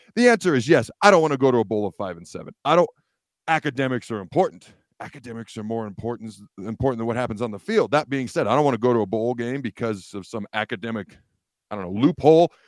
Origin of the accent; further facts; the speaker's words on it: Washington, United States; also born or lived in Hastings, Nebraska; I was born in Hastings. When I was young, my dad's job took me upstate of Washington. So that's where I, I grew up.